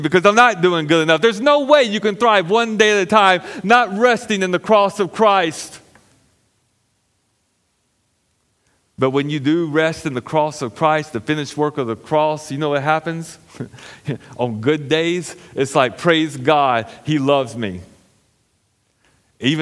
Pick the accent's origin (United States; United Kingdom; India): United States; I'm an American citizen